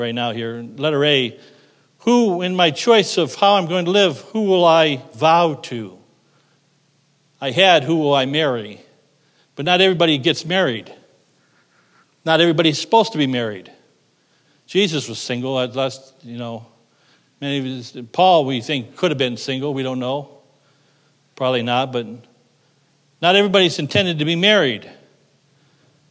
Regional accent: United States; I'm an American

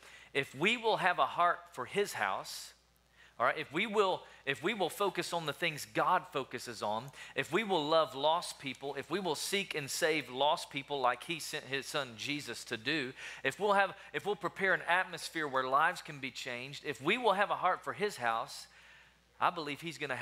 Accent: Tennessee, United States; also born or lived in Alabama; now in Wichita Falls, United States; I'm originally from Tennessee

